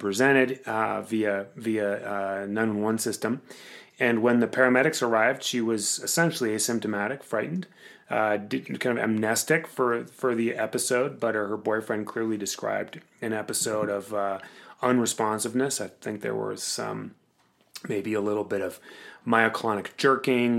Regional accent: Cape Cod, Massachusetts, United States; now in Colorado, United States; I'm from Cape Cod

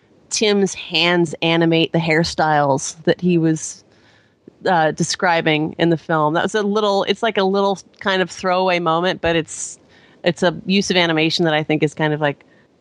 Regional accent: Bay Area, California, United States; I'm a Bay Area gal

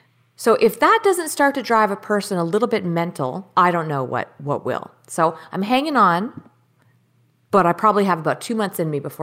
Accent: Canada; because I'm not a citizen here, I'm a Canadian citizen

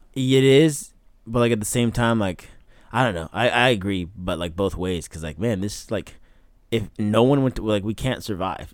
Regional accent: Oakland, California, United States; also born or lived in Berkeley / Vallejo; I was born in Oakland

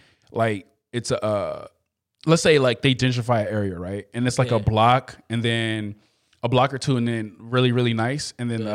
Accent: Compton, California, United States; I was raised in Compton. Compton is, yes, it's not a nice area, but it's actually a nice area compared, like, cleanliness-wise. But when I was a kid, it was a lot of gangbanging and stuff like that.

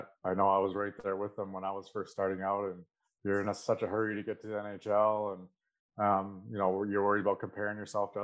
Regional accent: Aldergrove, British Columbia, Canada; I grew up in Alder Grove. Grew up on a turkey and chicken farm back there

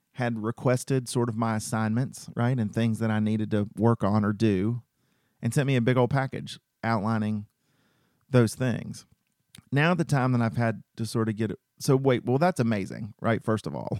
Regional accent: Cartersville, Georgia, United States; also born or lived in Macon, Georgia; I'm from Cartersville, Georgia

